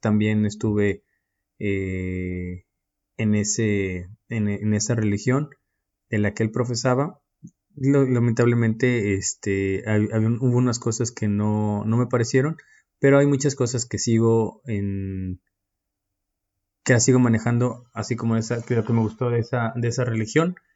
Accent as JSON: {"language": "Spanish", "country": "Mexico", "moved": "as an adult", "lives_now": "Istanbul, Turkey"}